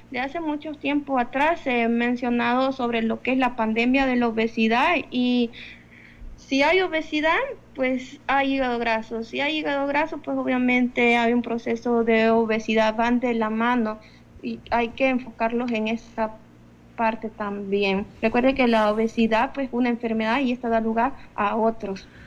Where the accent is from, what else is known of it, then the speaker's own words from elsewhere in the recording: El Salvador; como salvadoreño, nuestra dieta está basada prácticamente en carbohidratos